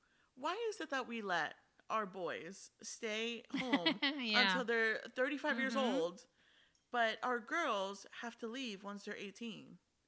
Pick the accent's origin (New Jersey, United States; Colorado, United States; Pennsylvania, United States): New Jersey, United States; moved away; I really am Italian. But I feel like we're just from Jersey.